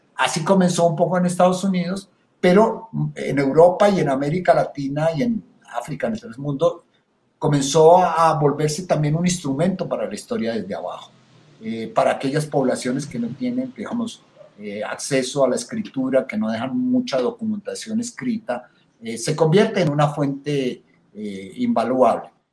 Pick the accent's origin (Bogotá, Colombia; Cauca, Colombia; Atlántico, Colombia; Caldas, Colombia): Bogotá, Colombia; como un cachaco bogotano